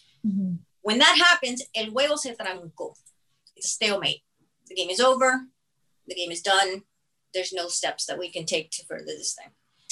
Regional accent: United States; I was born and raised in the United States

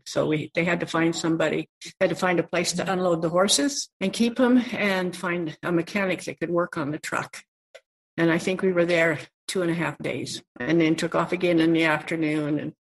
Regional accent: Idaho, United States; now in Canada; No, I came from Southern Idaho, a little tiny town, grew up in a little town that had 118 for population, farming community. And that's not the only place I lived. We moved around a lot when I was a kid.

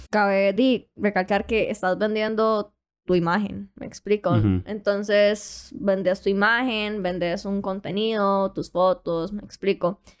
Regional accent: Puntarenas, Costa Rica; moved away; also born or lived in San José, Costa Rica; Soy de Punta Arenas, pero me fui a vivir a San José por un tiempo y fue cuando descubrí como todo esto. Tengo 19

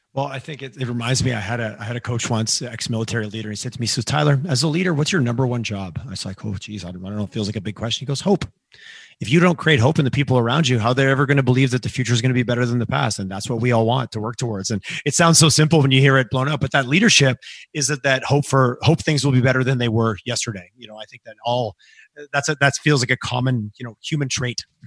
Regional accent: Quebec, Canada; moved away; growing up in Quebec

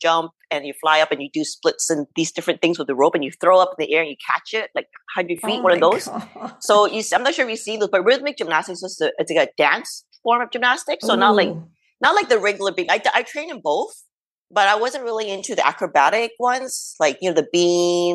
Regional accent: Canada; I'm Chinese Canadian

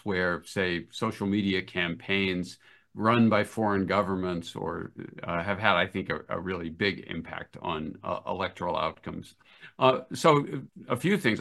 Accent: United States; As an American

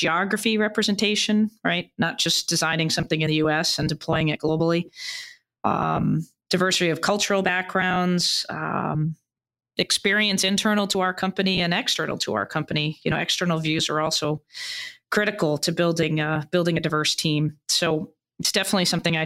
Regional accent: Boston, Massachusetts, United States; also born or lived in Beijing, China; I'm originally from Boston

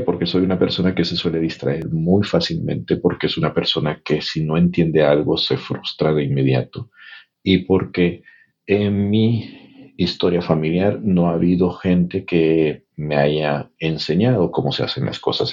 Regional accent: El Salvador; born or raised there; moved away as an adult; now in United States

